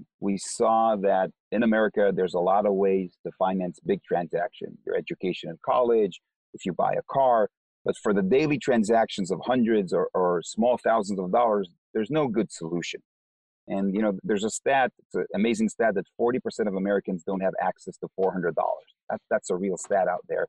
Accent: Israel; English is a second language; moved away as an adult; now in United States; I'm from Israel, so are the other co-founders and the CEO.

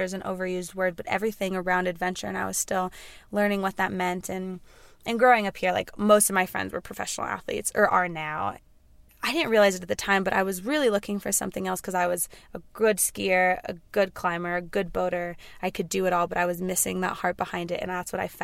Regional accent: Carbondale, Colorado, United States; I'm from Carbondale, Colorado.

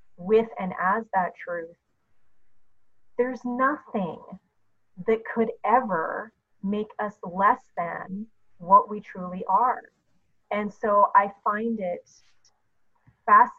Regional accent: Canada; I'm Canadian

